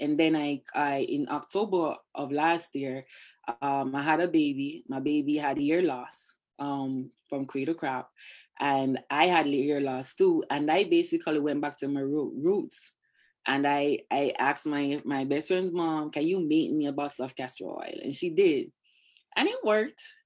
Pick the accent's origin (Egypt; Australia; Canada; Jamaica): Jamaica; moved away as an adult; also born or lived in Brooklyn, New York; now in United States; I grew up in Jamaica.